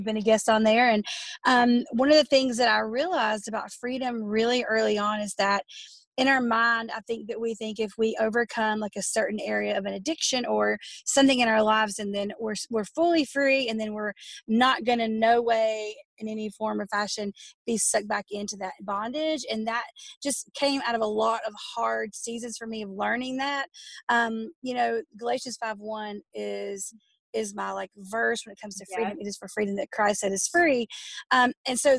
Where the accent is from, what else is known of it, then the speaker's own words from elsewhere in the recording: Dallas, North Carolina, United States; accent: country; now in Gastonia, United States; I was in a small town called Dallas, North Carolina